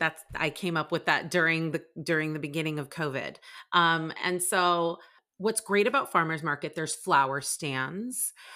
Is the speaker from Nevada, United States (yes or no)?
no; San Diego, California, United States; now in Carlsbad, United States; I'm not a sand person, even though I grew up in San Diego and I went to La Jolla High School. I'm like always, and I live in Carlsbad. I'm on the coast.